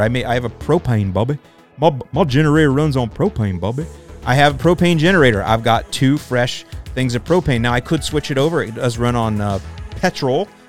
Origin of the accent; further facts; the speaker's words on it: St. Petersburg, Florida, United States; Born and raised in Saint Petersburg, Florida